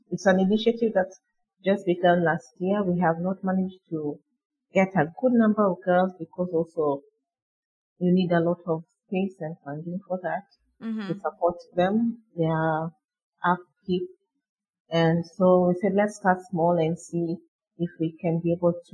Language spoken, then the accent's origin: English; Nairobi, Kenya; I live in Nairobi. I grew up in Nairobi.